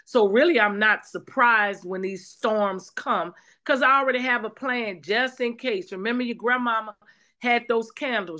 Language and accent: English; New Orleans, Louisiana, United States; moved away; I'm from the South too, and so I'm from New Orleans. And so while I wasn't in New Orleans at the time of Hurricane Katrina, all of my family was